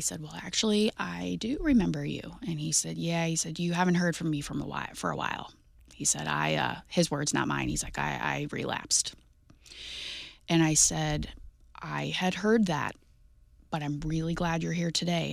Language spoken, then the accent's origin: English; Jefferson County, Missouri, United States; I grew up in Jefferson County